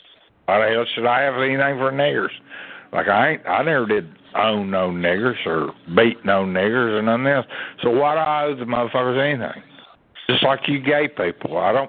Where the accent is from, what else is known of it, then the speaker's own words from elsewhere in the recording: Louisiana, United States; I don't have no mirrors. I'm a Cajun. I'm against mirrors.